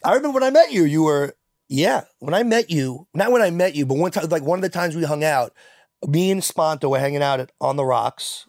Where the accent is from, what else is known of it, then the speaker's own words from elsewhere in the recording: New York City, New York, United States; Growing up in Queens was pretty diverse